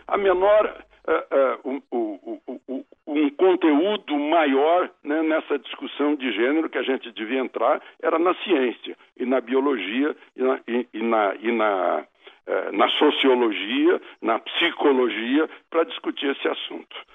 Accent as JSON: {"language": "Portuguese", "country": "Brazil", "said": "Todos somos brasileiros"}